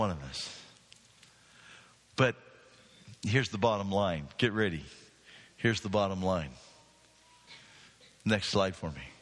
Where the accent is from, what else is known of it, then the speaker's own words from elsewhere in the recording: Hermiston, Oregon, United States; I, I, I grew up in Hermiston and me.